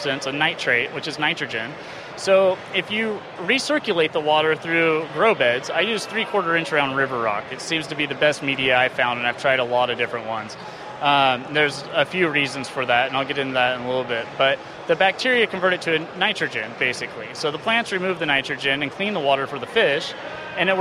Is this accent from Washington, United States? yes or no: no; Monmouth, Oregon, United States; I'm from Monmouth